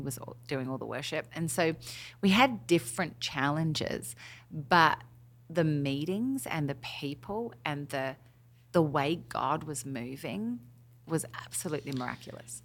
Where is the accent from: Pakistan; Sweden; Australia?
Australia; moved away as an adult; now in Nashville, United States; I'm obviously through and through Aussie on the inside, but completely acclimated to being American